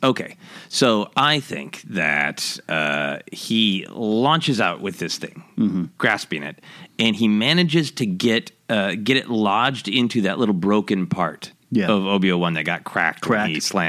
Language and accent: English; Minneapolis, Minnesota, United States; I'm from Minneapolis, and we love our Bacterain.